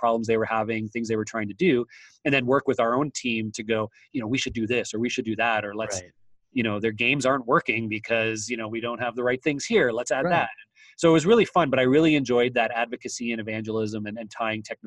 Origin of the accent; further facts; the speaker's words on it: Waterloo, Ontario, Canada; I'm from Waterloo, Ontario, Canada, which is the headquarters of BlackBerry.